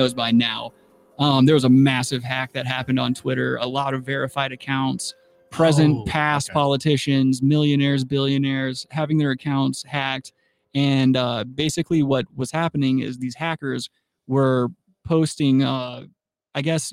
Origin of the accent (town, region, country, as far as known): United States